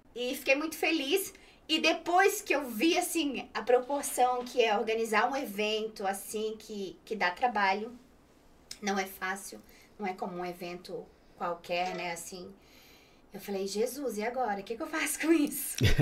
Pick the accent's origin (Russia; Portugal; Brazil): Brazil; Brusque, Santa Catarina; also born or lived in Itapema; now in Madrid, Spain; eu nasci em Brusque, morava em Itapema.